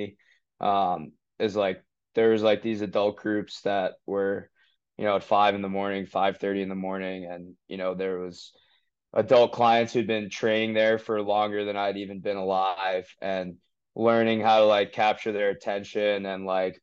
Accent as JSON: {"language": "English", "town": "Falmouth", "region": "Massachusetts", "country": "United States", "tie": "born or raised there", "said": "I grew up in Falmouth, Mass"}